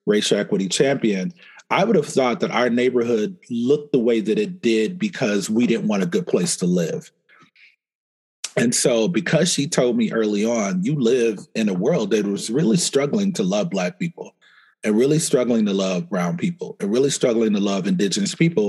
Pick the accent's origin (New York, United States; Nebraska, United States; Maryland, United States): Nebraska, United States; Omaha; I grew up in Omaha, Nebraska